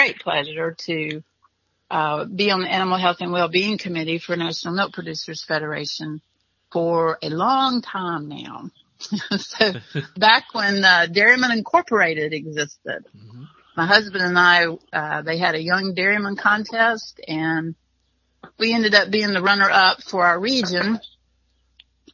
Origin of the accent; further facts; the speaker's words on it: North Carolina, United States; It was a very rural, area that I grew up in North Carolina